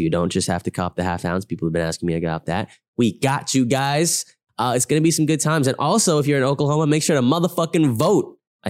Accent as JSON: {"language": "English", "region": "England", "country": "United Kingdom", "said": "And I'm an English bloke."}